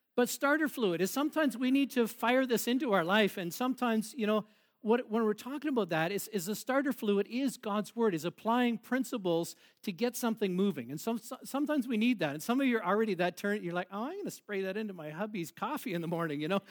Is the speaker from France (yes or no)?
no; Boston, Ontario, Canada; we grew up in Boston, uh, in a little bit, not Boston, Mass, but Boston, Ontario